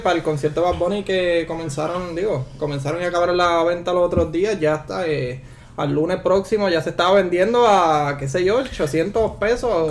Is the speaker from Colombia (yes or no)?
no; Puerto Rico; somos puertorriqueños